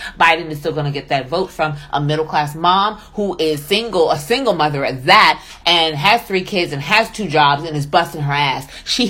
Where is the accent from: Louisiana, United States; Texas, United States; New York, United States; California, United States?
New York, United States; I'm from New York. I don't give a fuck what part of the South I'm in.